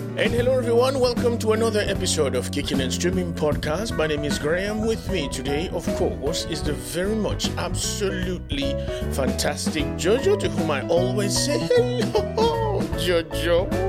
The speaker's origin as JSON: {"language": "English", "country": "Dominican Republic", "second_language": "English", "moved": "as an adult", "lives_now": "United States", "said": "I'd never lived in the U S, right? In the Dominican Republic"}